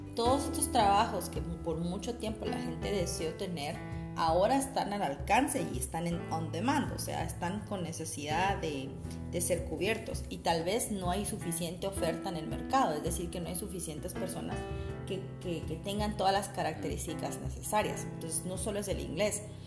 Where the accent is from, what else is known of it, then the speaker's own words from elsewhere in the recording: Guatemala; nosotros como guatemaltecos